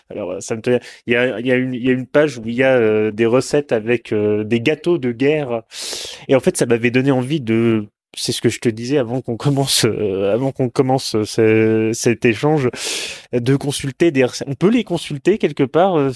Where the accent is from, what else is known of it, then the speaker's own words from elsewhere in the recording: Normandy, France; je dis normand